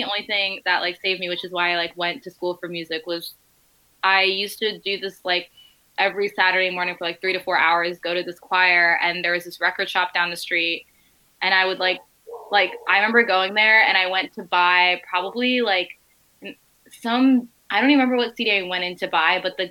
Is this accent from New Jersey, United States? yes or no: yes; New Jersey, United States; I grew up in Jersey